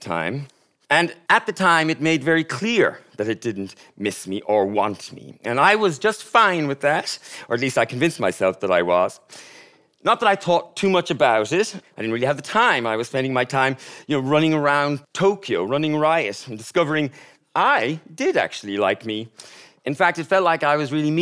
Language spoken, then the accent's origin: English; Ireland; moved away as an adult; also born or lived in Japan; being Irish